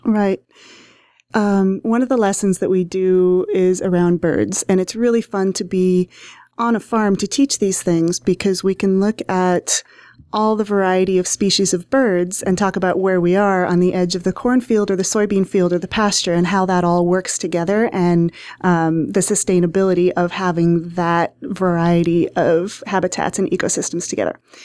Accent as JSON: {"language": "English", "town": "Hastings", "region": "Nebraska", "country": "United States", "tie": "born or raised there", "said": "I grew up in Hastings, Nebraska, in town"}